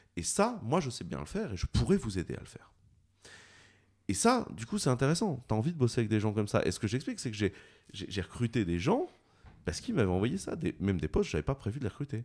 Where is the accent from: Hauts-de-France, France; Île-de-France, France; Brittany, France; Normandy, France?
Brittany, France; je suis breton